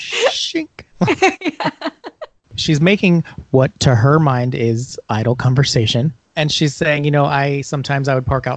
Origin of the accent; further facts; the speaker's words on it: Monroe, United States; we grew up in Monroe and the side roads never got plowed.